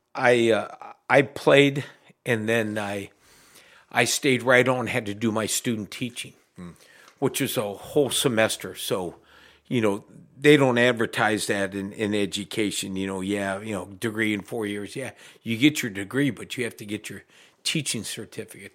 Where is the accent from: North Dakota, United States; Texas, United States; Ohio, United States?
Ohio, United States; Mansfield; I'm from Mansfield originally